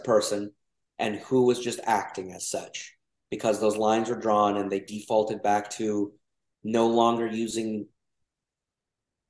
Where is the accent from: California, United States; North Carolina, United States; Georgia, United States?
Georgia, United States; accent: Southern; also born or lived in Mexico / Texas; I grew up in Georgia, or my Southern accent will come out